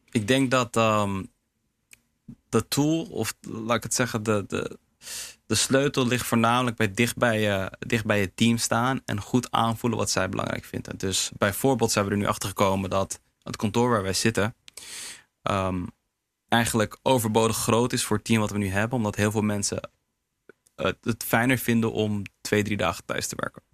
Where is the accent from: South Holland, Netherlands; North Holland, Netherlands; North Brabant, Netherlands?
North Holland, Netherlands; Heemskerk; Surinaamse jongen, in Nederland geboren, opgegroeid in Heemskerk.